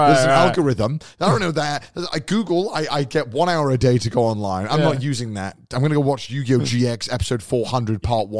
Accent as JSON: {"language": "English", "country": "United Kingdom", "said": "I'm British."}